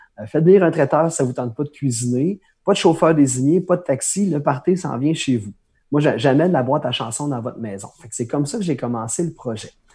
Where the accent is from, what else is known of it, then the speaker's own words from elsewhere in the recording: Pointe-Bel, Quebec, Canada; première opportunité de faire un spectacle dans un petit bar de mon village natal à pointe bel